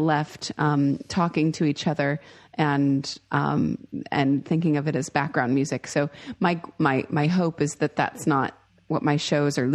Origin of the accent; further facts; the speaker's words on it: Seattle, Washington, United States; I grew up in the Seattle area.